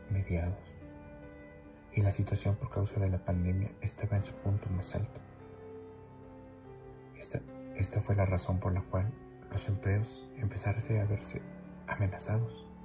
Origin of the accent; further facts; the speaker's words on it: Mexico City, Mexico; soy de la Ciudad de México.